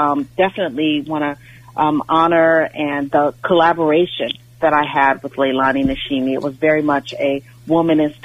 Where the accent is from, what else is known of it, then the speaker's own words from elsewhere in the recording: Los Angeles, California, United States; I grew up in Los Angeles